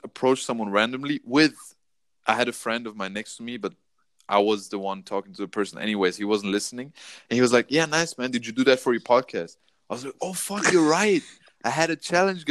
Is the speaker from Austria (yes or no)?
yes; Austria; English is a second language; moved away; I'm not Australian. I'm from Austria.